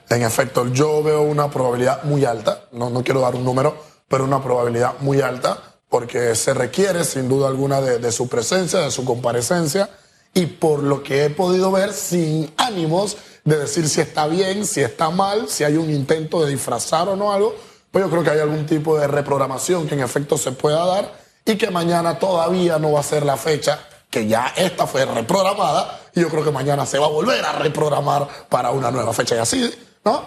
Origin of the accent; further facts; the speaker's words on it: Panama; yo soy una persona que vive en Panamá y que tengo los pies sobre la tierra y que soy panameño